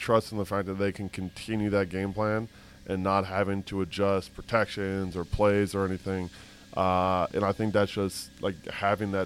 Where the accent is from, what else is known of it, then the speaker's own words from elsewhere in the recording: Midwest, United States; now in Nashville, United States; I'm from the Midwest